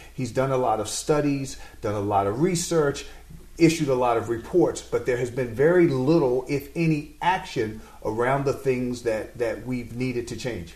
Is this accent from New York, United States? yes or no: yes; New York City, New York, United States; I'm a New Yorker